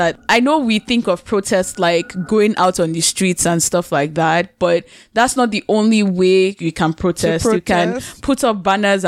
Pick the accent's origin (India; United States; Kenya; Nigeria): Nigeria; now in Canada; I'm not in Nigeria, but I'm a Nigerian. And the truth is, we're here in Canada, but Canada isn't really mine